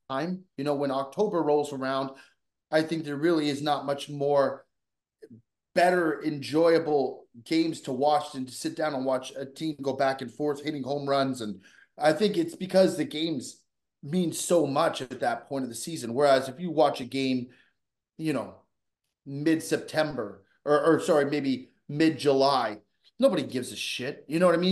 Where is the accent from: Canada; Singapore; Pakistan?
Canada; Vancouver, British Columbia; I grew up in Vancouver, British Columbia